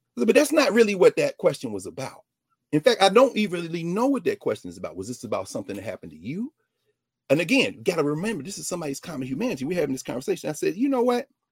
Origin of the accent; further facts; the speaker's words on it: Nashville, Tennessee, United States; my hometown of Nashville